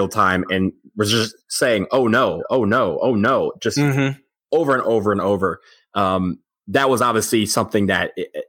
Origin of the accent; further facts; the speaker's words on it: Detroit, Michigan, United States; I grew up in outside Detroit, Michigan. I'm not one of those lifelong Duke fans. I grew up a Michigan fan in my youth.